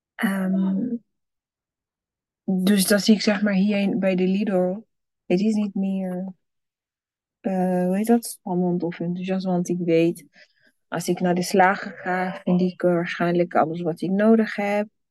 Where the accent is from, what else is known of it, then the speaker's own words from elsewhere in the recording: Burundi; moved away; als kind in Burundi